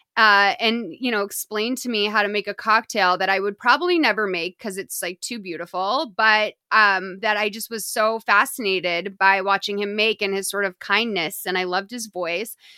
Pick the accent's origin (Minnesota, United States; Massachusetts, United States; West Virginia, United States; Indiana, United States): Massachusetts, United States; Lexington; moved away as an adult; now in Los Angeles, United States; I grew up in Lexington, Massachusetts, but I've lived out in L A for, like, fifteen years now